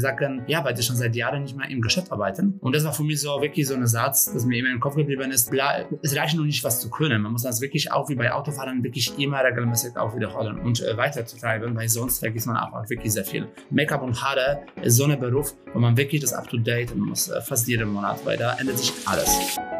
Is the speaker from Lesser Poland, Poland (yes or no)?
yes; Kraków, Lesser Poland, Poland; German is a second language; moved away as an adult; now in Germany; Also ich komme ja aus Krakau ursprünglich, aus Polen